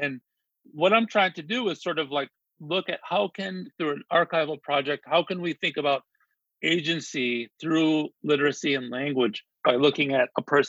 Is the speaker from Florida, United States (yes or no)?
no; Yuma, Arizona, United States; growing up in Yuma, Arizona, which is, you know, this sort of agricultural communities. It's a small town, you know, tucked away in the southwestern corner of Arizona, on the, you know, basically on the border of Arizona, California, and Mexico.